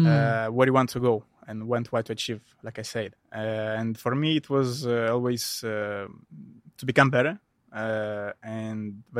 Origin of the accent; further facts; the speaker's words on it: Moldova; English is a second language; I'm originally from the Republic of Moldova, from a small village.